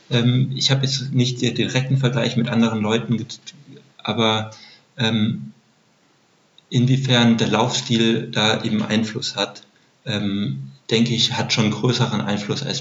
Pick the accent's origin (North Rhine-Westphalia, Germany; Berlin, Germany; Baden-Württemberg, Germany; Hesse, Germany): Baden-Württemberg, Germany; Heidelberg; Ich bin in Heidelberg aufgewachsen.